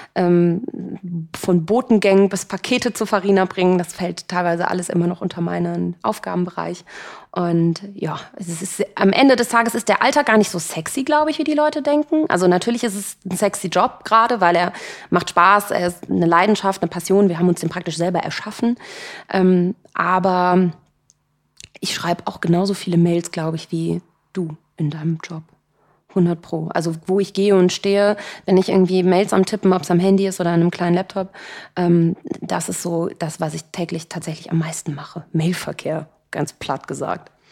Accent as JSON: {"language": "German", "town": "Cologne", "region": "North Rhine-Westphalia", "country": "Germany", "said": "Ich bin ja Kölnerin"}